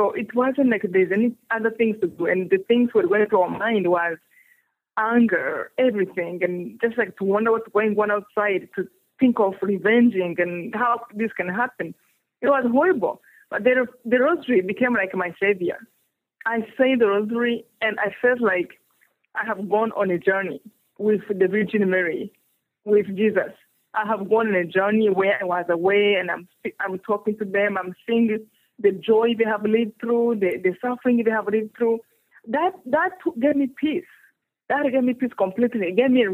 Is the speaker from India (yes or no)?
no; Rwanda; English is a second language; moved away; I come from Rwanda